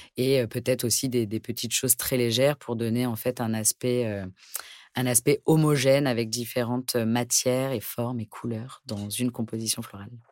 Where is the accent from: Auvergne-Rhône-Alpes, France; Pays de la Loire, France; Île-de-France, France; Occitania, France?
Île-de-France, France; Pantin; J'ai grandi à Pantin, donc en région parisienne